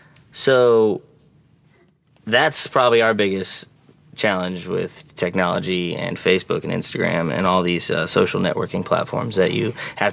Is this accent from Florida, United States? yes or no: yes; Cape Coral, Florida, United States; now in Nashville, United States; Cape Coral, 239.